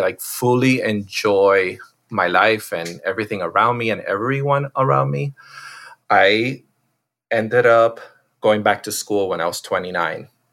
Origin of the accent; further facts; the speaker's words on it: Miami, Florida, United States; I'm one of those, like, uh, rare ones that was born and raised in Miami.